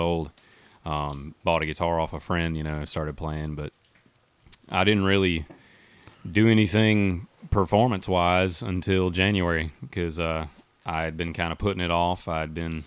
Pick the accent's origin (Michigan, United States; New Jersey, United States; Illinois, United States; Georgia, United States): Georgia, United States; between Eatonton and Milledgeville; also born or lived in Putnam County, Georgia; I grew up there, born and raised